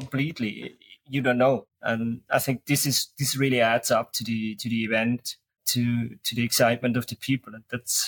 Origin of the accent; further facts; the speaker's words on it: St. Gallen, Switzerland; St. Gallen, my hometown.